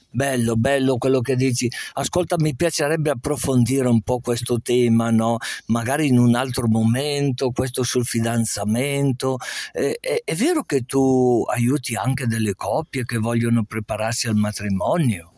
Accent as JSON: {"language": "Italian", "town": "Castenedolo", "region": "Lombardy", "country": "Italy", "tie": "born or raised there", "said": "io sono originario di Castenedolo"}